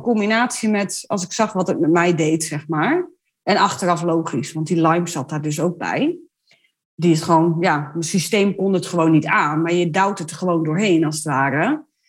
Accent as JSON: {"language": "Dutch", "town": "Ommen", "region": "Overijssel", "country": "Netherlands", "said": "ik kom uit Ommen"}